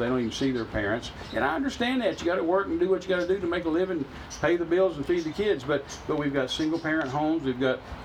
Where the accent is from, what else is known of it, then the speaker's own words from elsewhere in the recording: United States; I'm an American